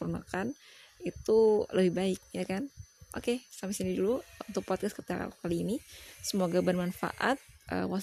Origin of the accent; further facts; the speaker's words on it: Hulu Sungai Tengah, South Kalimantan, Indonesia; aku itu dari Kalimantan Selatan uh, lebih tepatnya di Hulu Sungai Tengah aku nggak terlalu bisa juga sih accent accent bahasa Inggris karena ya tau lah aku kan orang Indonesia banget bahkan aku tuh orang daerah gitu kan orang daerah Banjar